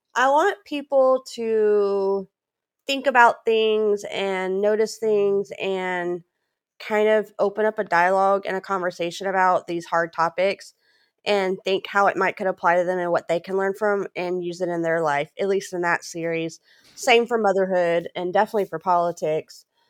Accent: Louisiana, United States; moved away as an adult; also born or lived in Texas / New Hampshire; I was born in Texas. My family moved to Louisiana in eighty-eight

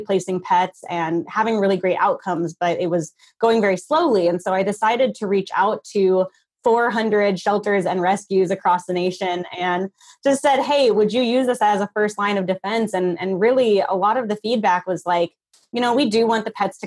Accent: Minnesota, United States; moved away as an adult; also born or lived in Nebraska; I'm actually originally from Minnesota

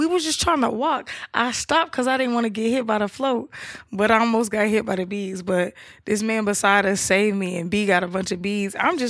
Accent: Atlanta, Georgia, United States; Nah, I'm from Atlanta. That's my favorite city.

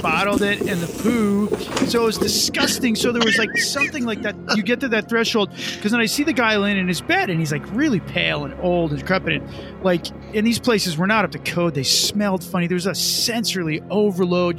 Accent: New Jersey, United States; as Italians, as I grew up with him in New Jersey.

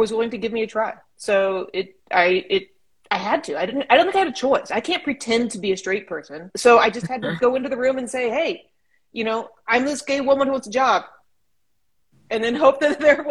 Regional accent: Edison, California, United States; moved away as an adult; also born or lived in San Diego / London / Nairobi; now in Los Angeles, United States; I grew up in a town of 203 people. Yeah, it's small. Outside of Bakersfield. It's called Edison

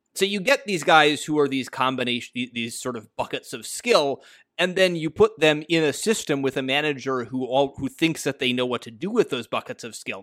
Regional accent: United States; As an American

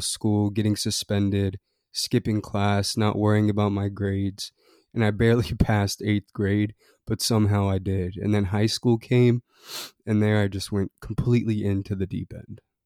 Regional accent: Annapolis, Maryland, United States; I grew up in Annapolis, Maryland, a little city between Baltimore and D C

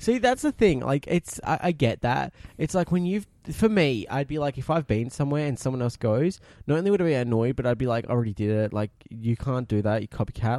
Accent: Naracoorte, South Australia, Australia; also born or lived in Melbourne; I was born in Melbourne, but technically originally from, uh, Narrabcoot, down in the southeast of South Australia.

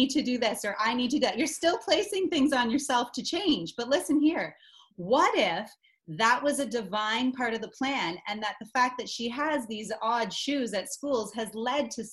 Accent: Stratford, Ontario, Canada; I'm from Stratford, Ontario

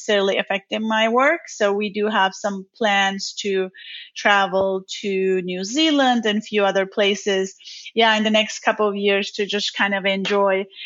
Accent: Turkey; now in Dallas, United States; I am originally from Turkey. I grew up in the city

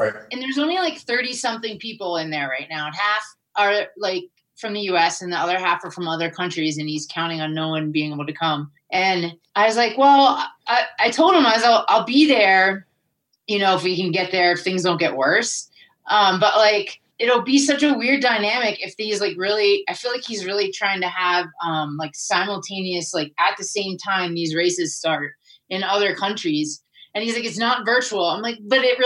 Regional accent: United States; being an American

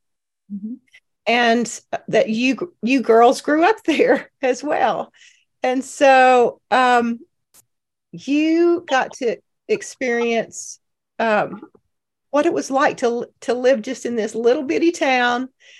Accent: Cleveland, Texas, United States; we all lived in the same town, that Margaret and I grew up in Cleveland, Texas, a little East Texas town

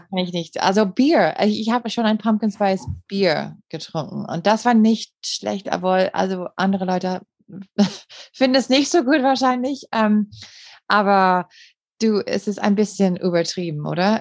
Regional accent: Green Bay, Wisconsin, United States; German is a second language; moved away as an adult; now in Germany; ich komme aus Green Bay und Green Bay, Wisconsin

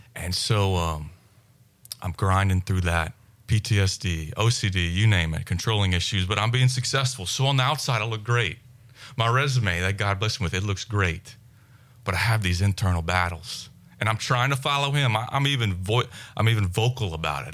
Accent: South Louisiana, United States; growing up in South Louisiana

